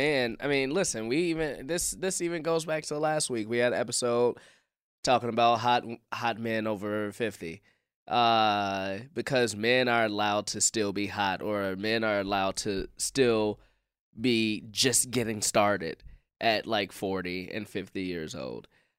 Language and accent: English; Chicago, Illinois, United States; From Chicago.